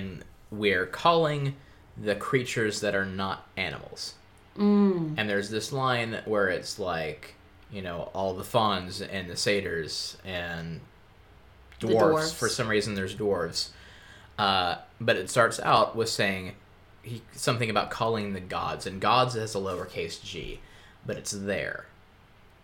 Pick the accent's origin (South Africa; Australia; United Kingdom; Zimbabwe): Australia; accent: Australian; It's my accent. I'm Australian